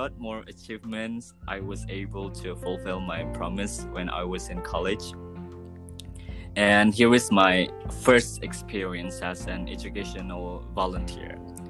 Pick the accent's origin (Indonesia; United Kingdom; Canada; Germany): Indonesia; Kandangan, South Kalimantan; English is a second language; also born or lived in Banjarmasin; I was born and raised in Kandangan, which is the capital city of Hulu Sungai Selatan Regency.